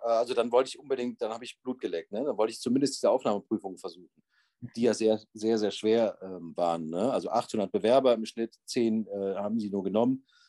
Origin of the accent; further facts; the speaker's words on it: Bonn, North Rhine-Westphalia, Germany; moved away as an adult; also born or lived in Vienna, Austria; Ich bin genauso wie du äh, in Bonn geboren und aufgewachsen